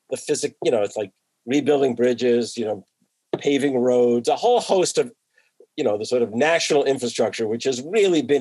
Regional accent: New Jersey, United States; and I grew up in New Jersey, but I was in the northern part of New Jersey.

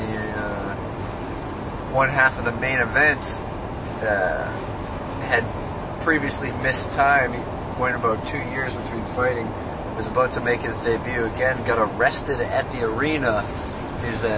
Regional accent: Massachusetts, United States; where the highway goes through where I grew up, 95 and 128 are the same road

